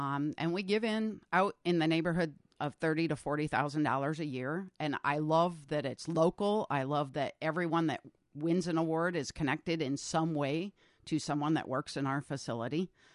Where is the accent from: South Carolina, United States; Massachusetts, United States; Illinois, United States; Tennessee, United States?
Massachusetts, United States; moved away as an adult; also born or lived in New Hampshire / Vermont / North Carolina; now in Northfield, United States; New England, mostly Massachusetts